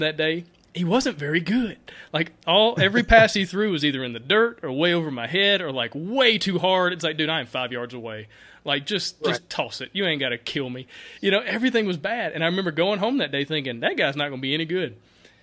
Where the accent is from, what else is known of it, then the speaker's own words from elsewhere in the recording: Alabama, United States; also born or lived in Auburn, Alabama; We're both from Alabama, if you guys couldn't tell listening to us.